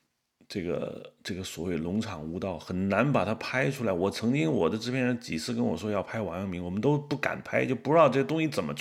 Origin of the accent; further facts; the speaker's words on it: China; 因为我是大陆人，你也是大陆人